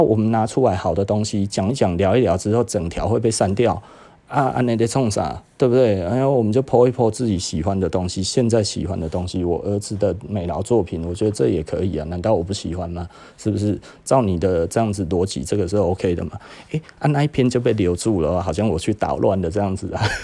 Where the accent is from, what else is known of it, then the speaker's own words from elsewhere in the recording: Taiwan; 我们台湾人没这么坏